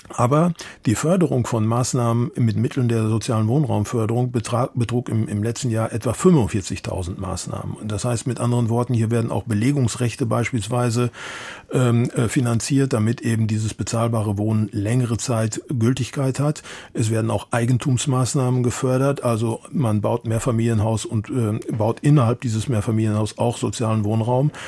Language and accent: German; Munich, Bavaria, Germany; ich bin Münchner